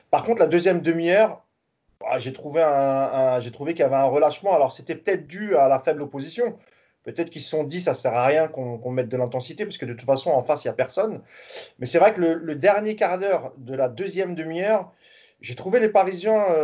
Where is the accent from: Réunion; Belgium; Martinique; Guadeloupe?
Belgium; Liège, Wallonia; je suis de Liège